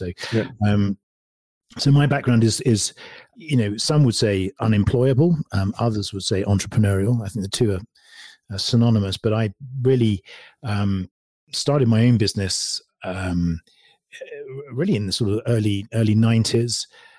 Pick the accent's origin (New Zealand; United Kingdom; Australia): United Kingdom; England; also born or lived in California; now in United States; Well, I'm originally from England. And so I moved over here to California, in fact, about 7.5 years ago. Recently moved out of California to Utah, funny enough.